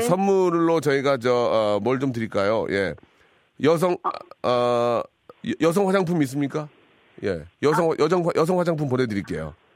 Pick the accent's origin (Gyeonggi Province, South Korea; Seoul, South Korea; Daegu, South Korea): Gyeonggi Province, South Korea; Gimpo; moved away; 저는 김포예요.